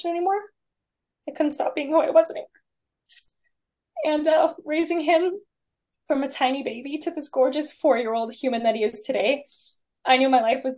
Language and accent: English; South Lake Tahoe, California, United States; I grew up in South Lake Tahoe in California, big skier mountain person.